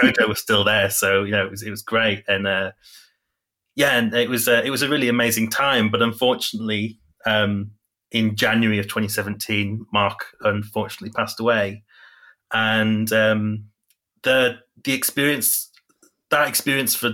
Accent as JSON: {"language": "English", "region": "Yorkshire and the Humber", "country": "United Kingdom", "lives_now": "Huddersfield, United Kingdom", "said": "I am a writer and photographer from Yorkshire, in the UK."}